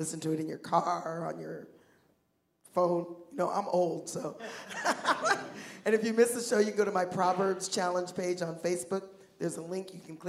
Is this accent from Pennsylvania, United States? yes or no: no; Seattle, Washington, United States; I was born and raised in Seattle